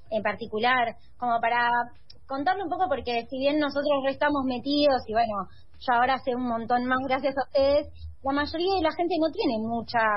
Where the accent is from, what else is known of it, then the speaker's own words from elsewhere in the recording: Mendoza, Argentina; moved away; estuve por Mendoza, mi tierra natal